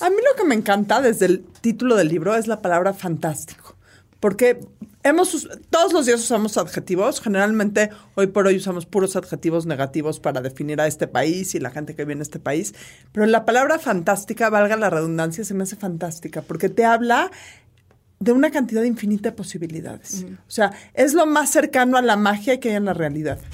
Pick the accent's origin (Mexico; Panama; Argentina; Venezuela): Mexico; todos somos mexicanos